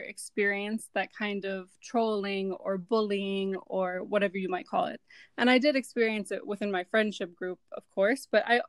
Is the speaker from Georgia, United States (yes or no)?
no; Cleveland, Ohio, United States; moved away as an adult; now in Riyadh, Saudi Arabia; I'm from Cleveland